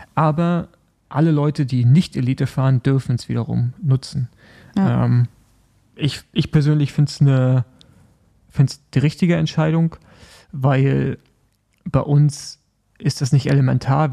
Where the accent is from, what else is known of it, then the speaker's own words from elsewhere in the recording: Germany; als Deutsche